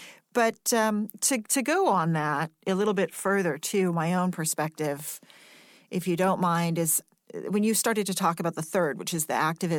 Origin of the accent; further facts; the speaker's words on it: United States; I'm only speaking as an American right now. This is the country I live in. This is the country I'm going to be living in.